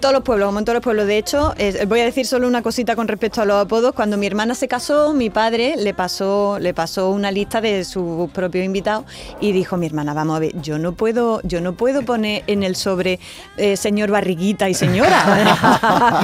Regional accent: Andalusia, Spain; accent: Andalusian; el andaluz emplea muchas imágenes, como eh, hay un montón de metáforas en las cosas que decimos. Por ejemplo, no decimos esto está bien, esto está canela

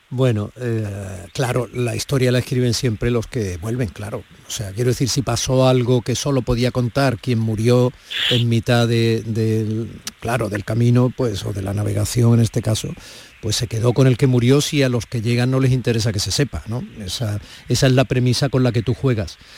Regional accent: Andalusia, Spain; los que somos andaluces

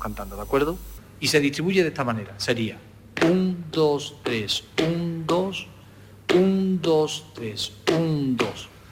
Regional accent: Alosno, Andalusia, Spain; los que somos de Alorno, que tengo la suerte de, ser de, ese pueblo

